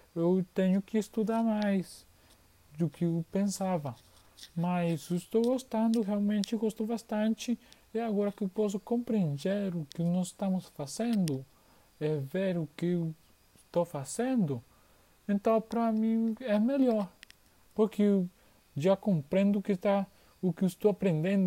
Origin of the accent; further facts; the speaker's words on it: Argentina; Portuguese is a second language; eu sou de Argentina. Eu estou aprendendo português